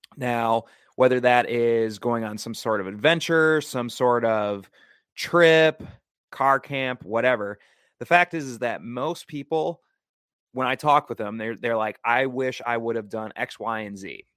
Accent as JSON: {"language": "English", "region": "Wisconsin", "country": "United States", "tie": "born or raised there", "moved": "yes", "lives_now": "Oregon, United States", "said": "I was flying back to my home state of Wisconsin"}